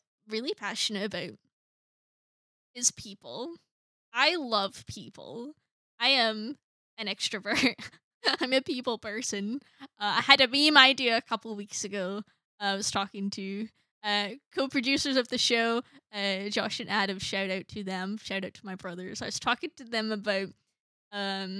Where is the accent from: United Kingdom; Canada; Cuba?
United Kingdom; Scotland; from Scotland